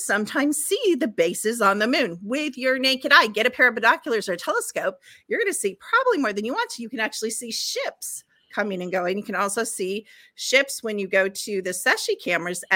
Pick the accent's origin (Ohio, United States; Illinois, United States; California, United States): Illinois, United States; Chicago; when I was growing up in Chicago